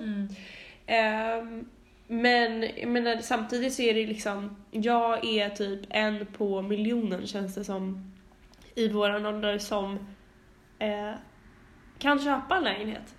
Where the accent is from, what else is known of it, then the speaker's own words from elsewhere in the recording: Stockholm, Stockholm County, Sweden; min barndom på Långholmsgatan när jag växte upp med mamma